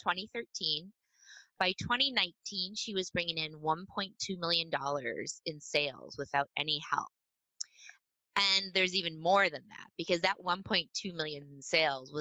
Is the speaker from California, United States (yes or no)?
no; rural Minnesota, United States; I grew up in rural Minnesota on a cute little dirt road surrounded by farms